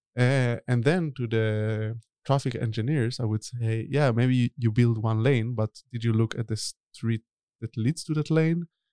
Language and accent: English; Tel Aviv, Tel Aviv District, Israel; moved away as an adult; also born or lived in Berlin, Germany / Stockholm, Sweden; now in Netherlands; I'm originally from Tel Aviv, uh, but I live in Europe already for over ten years.